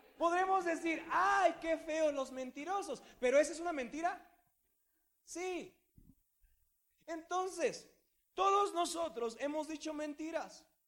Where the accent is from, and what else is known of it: Mexico